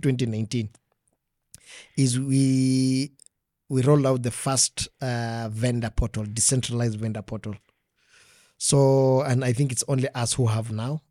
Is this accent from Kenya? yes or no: yes; Kenya; I grew up in Magia.